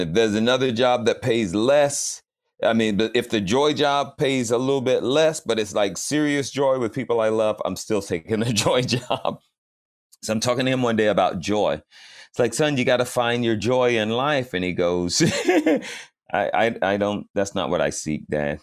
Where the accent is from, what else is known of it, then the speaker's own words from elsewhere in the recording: Fayetteville, Georgia, United States; I grew up in Fayetteville, Georgia